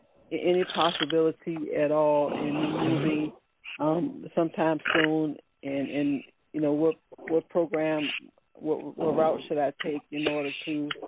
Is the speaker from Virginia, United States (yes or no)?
yes; Virginia, United States; Let's start with a V, like in Virginia, and I am from Virginia.